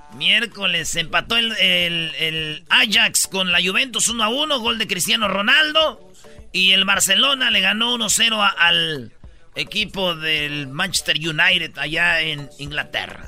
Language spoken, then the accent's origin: Spanish; Mexico